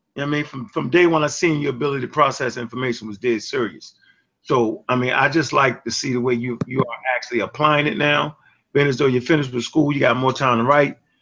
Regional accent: Baltimore, Maryland, United States; I'm from Baltimore, Maryland

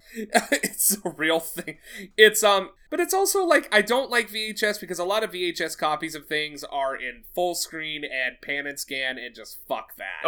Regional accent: the South, United States; accent: slight southern twang; my southern accent, or my slight southern twang

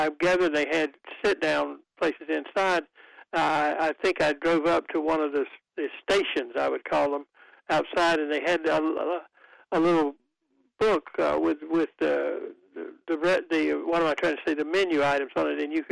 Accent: Goldsboro, North Carolina, United States; now in Raleigh, United States; I'm from Goldsboro

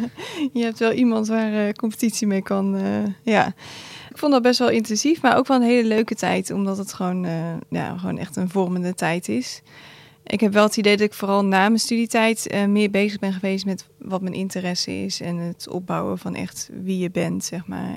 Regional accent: Gouda, South Holland, Netherlands; Kom uit Gouda

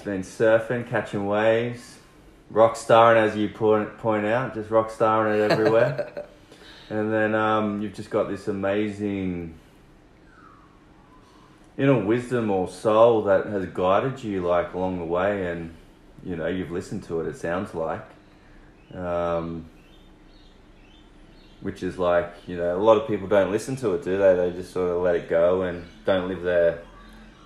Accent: King Island, Tasmania, Australia; moved away; I grew up on King Island

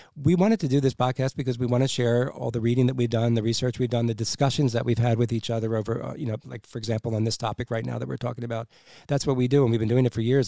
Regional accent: United States; Since we're the American people and the American taxpayers

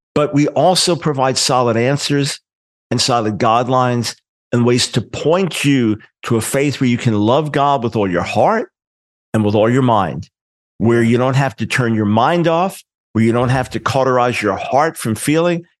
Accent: New York, United States; I'm a New Yorker, New York Jew

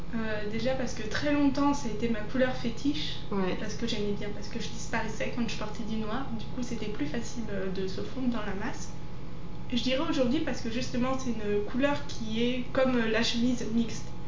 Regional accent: Savoie, Auvergne-Rhône-Alpes, France; born or raised there; now in Lyon, France

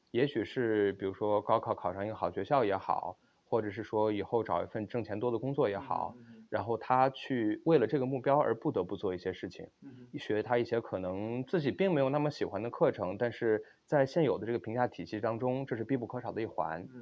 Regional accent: Xi'an, Shaanxi, China; moved away as an adult; also born or lived in Beijing; now in Stanford, United States; 我是西安人

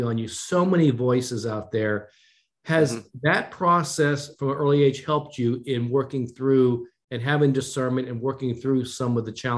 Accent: Japan; born there; I was born in Japan, as you know. My mother was Japanese. My dad was in the military.

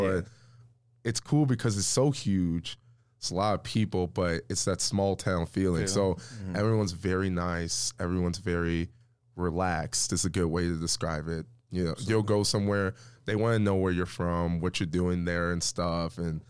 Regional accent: Midwest, United States; we're all from the Midwest

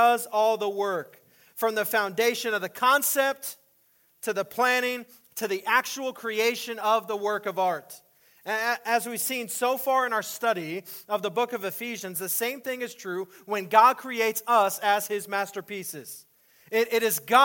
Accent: El Paso, Texas, United States; moved away; also born or lived in Austin, Texas / La Mesa; When I was growing up in El Paso, Texas

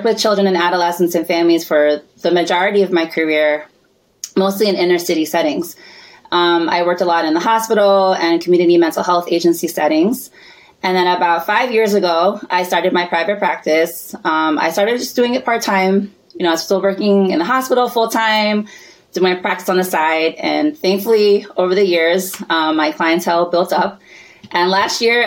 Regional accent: United States; So I was born here

